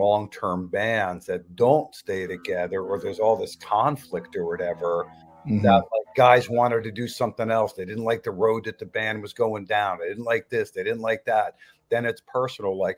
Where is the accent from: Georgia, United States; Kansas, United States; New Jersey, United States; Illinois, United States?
New Jersey, United States; Red Bank; we're from Red Bank, New Jersey